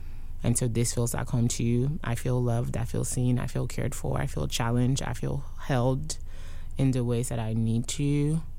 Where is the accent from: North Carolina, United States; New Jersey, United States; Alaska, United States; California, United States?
North Carolina, United States; Durham; And when I'm like, I'm from Durham, they're like, no. Where are you really from? Like, North Carolina?